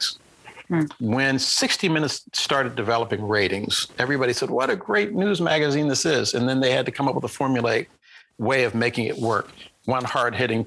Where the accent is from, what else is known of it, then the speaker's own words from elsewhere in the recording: Wheeling, West Virginia, United States; moved away; I'm lucky to have had the experience of growing up in West Virginia